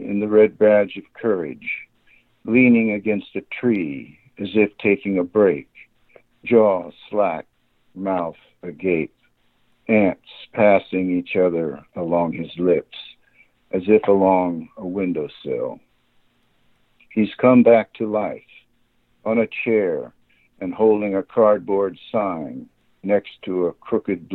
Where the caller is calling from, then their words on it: Grass Valley, California, United States; I'm calling from the Bay Area right now, but I live up in Grass Valley near Nevada City